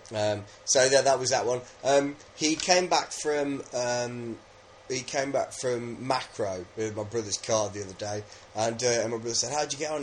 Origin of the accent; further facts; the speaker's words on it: England, United Kingdom; I'm just English